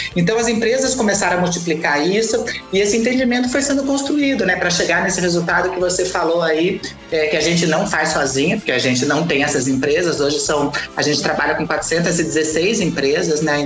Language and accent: Portuguese; Brazil; a minha terra, que é Paraná e Santa Catarina